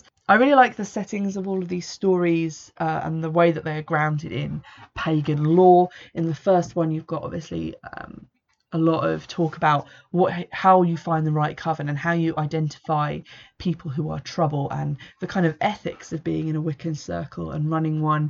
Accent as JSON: {"language": "English", "region": "England", "country": "United Kingdom", "said": "an English person who's into paganism"}